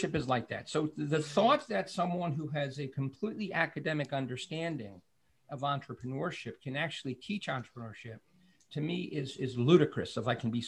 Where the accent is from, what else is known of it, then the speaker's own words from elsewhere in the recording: New York City, New York, United States; I'm from Brooklyn